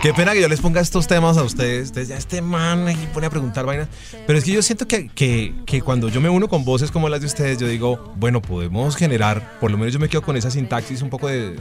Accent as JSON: {"language": "Spanish", "country": "Colombia", "said": "todos estos colombianos que somos los colombianos de a pie"}